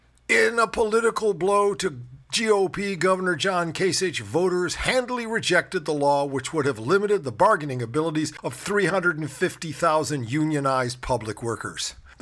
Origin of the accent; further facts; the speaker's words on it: Cleveland, Ohio, United States; I grew up in Cleveland. That's Cuyahoga County.